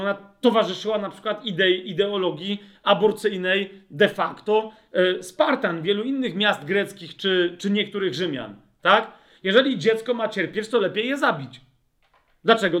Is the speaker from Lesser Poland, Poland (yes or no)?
yes; Nowe Brzesko, Lesser Poland, Poland; ja się wychowałem w nowym, wychowywałem w Nowym Brzesku, to jest mała miejscowość